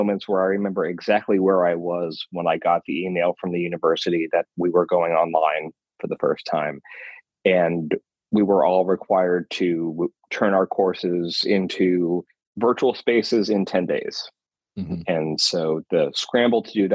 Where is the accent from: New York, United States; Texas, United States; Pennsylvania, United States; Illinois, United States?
Pennsylvania, United States; Bethlehem; also born or lived in Mount Holly, New Jersey; now in Iowa, United States; I was born in Mount Holly, New Jersey. but very quickly moved to Bethlehem, Pennsylvania